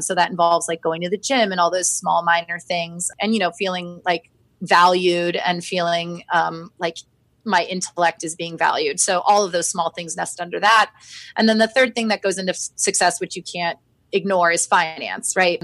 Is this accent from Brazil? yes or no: no; Florida, United States; now in Washington, DC, United States; I'm from Florida